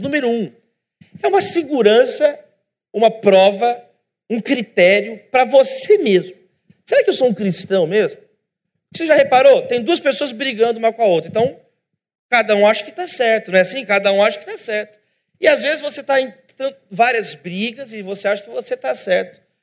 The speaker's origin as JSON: {"language": "Portuguese", "country": "Brazil", "said": "como igreja, como brasileiros, brasileiros"}